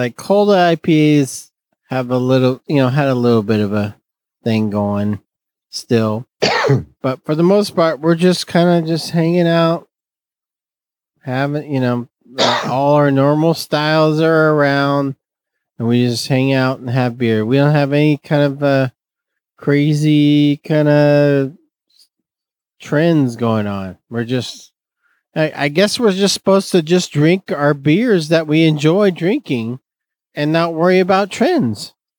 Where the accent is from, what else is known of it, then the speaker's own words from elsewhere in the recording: Fresno, California, United States; accent: Northeast Fresno; This is my Northeast Fresno accent.